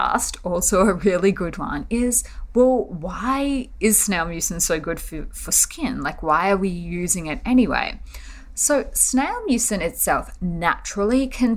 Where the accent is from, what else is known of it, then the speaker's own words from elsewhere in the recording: Australia; now in Seoul, South Korea; I'm an Aussie who is living in Seoul, South Korea